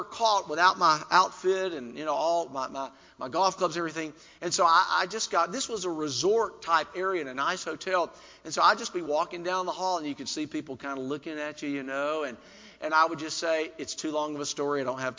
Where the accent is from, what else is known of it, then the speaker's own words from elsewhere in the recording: South Carolina, United States; since I was from South Carolina, I wore, and I'm going to make some of you happy here, okay, I had a Clemson Tiger.